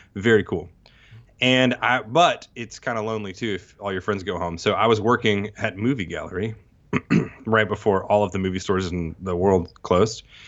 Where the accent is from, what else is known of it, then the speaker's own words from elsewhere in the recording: Texas, United States; also born or lived in Mississippi; now in Tupelo, United States; I grew up in Texas, s-, partly in, partly in Mississippi